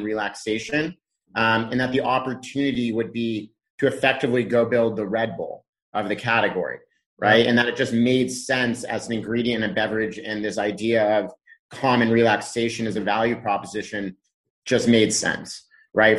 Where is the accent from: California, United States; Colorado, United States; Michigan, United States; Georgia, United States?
California, United States; Laguna Beach; moved away as an adult; also born or lived in Boston / San Francisco; So I grew up in Southern California in a small kind of surf town called Laguna Beach